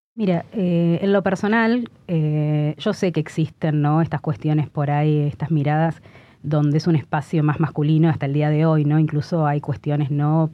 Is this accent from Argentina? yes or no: yes; Argentina; moved away as an adult; somos argentinos